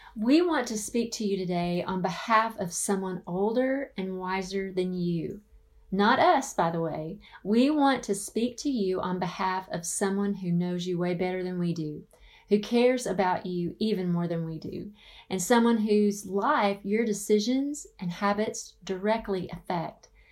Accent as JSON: {"language": "English", "region": "the South", "country": "United States", "tie": "born or raised there", "moved": "yes", "lives_now": "Phoenix, United States", "said": "I grew up in the South"}